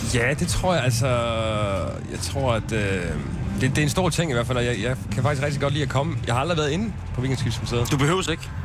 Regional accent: Silkeborg, Central Denmark Region, Denmark; moved away as an adult; also born or lived in Copenhagen; now in Roskilde, Denmark; Jeg er fra Silkeborg. Og flyttede til København i 99

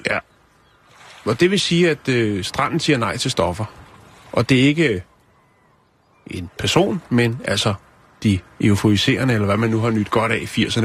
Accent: Denmark; der, hvor jeg kommer fra, der cyklede vi ned til noget, der hedder Tusind Ting i Lønby

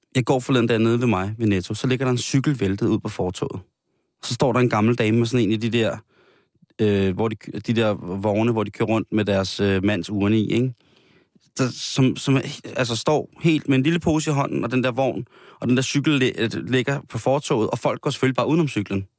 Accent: Denmark; som danskere

